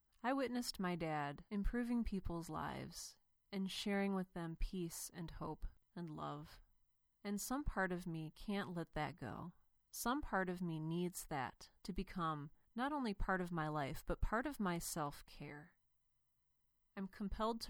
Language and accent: English; Cleveland, Ohio, United States; I grew up in Cleveland, and my dad was a pastor